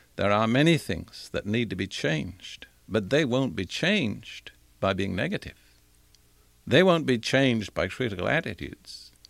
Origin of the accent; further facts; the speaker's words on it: United Kingdom; moved away as an adult; also born or lived in India / Africa / Europe; now in United States; I was born in India. I was educated in Britain